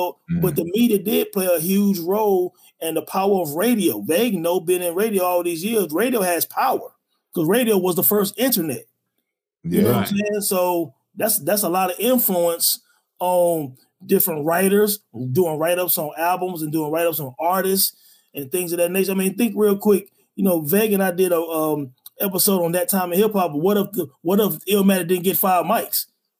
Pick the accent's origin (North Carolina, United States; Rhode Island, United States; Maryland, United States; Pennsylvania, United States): North Carolina, United States; I'm from North Carolina, so we love the East Coast.